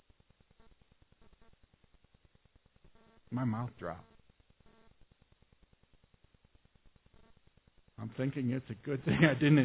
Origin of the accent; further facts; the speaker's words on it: Omaha, Nebraska, United States; I'm from South Omaha